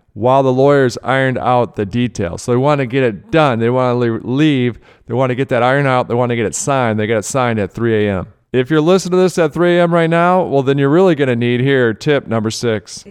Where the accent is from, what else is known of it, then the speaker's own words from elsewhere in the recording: Rochester Hills, Michigan, United States; Rochester Hills, Michigan, you are correct. That is my hometown